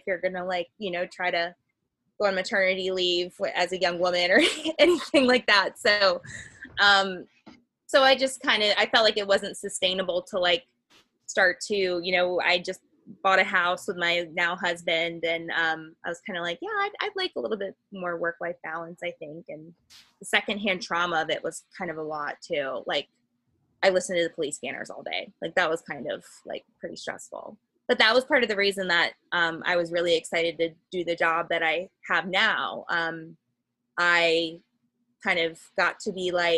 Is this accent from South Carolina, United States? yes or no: no; Cincinnati, Ohio, United States; I grew up outside of Cincinnati too